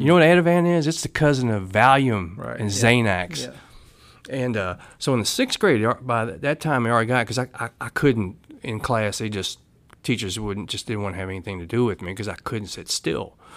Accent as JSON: {"language": "English", "town": "Louisville", "region": "Kentucky", "country": "United States", "tie": "born or raised there", "said": "I grew up in Louisville, Kentucky"}